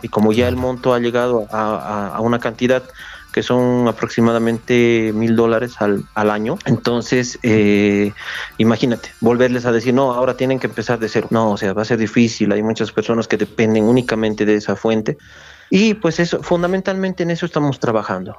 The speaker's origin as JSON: {"language": "Spanish", "region": "Oruro", "country": "Bolivia", "said": "tengo ese pedacito que me aferra aquí a mi ciudad"}